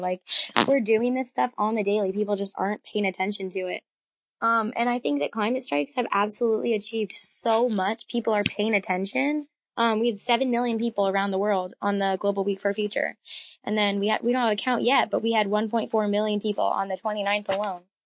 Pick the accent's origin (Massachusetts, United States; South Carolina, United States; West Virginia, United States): Massachusetts, United States; I'm from Massachusetts, and I've lived here my entire life